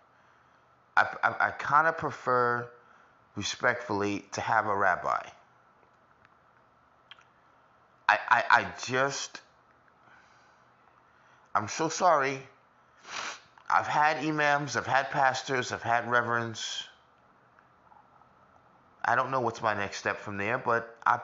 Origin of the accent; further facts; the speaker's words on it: New York, United States; I'm from America, New York particularly